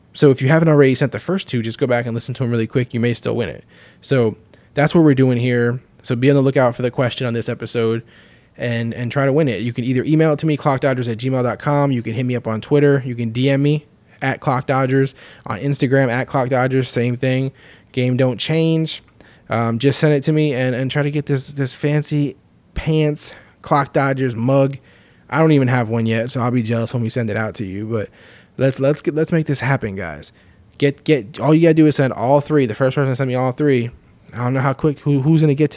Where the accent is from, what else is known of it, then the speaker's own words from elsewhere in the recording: Florida, United States; also born or lived in New York; I was actually born in New York, but I moved to Florida when I was like three